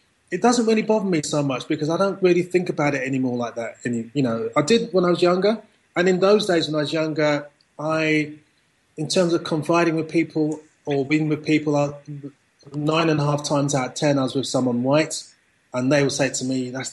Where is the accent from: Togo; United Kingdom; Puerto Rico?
United Kingdom; my family came from Jamaica. So I was brought up in Britain.